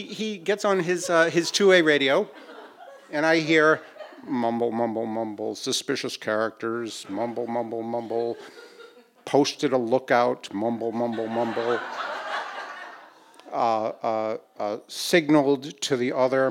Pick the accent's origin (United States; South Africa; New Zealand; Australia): United States; Boston, Massachusetts; I'm a you know middle class white guy from Boston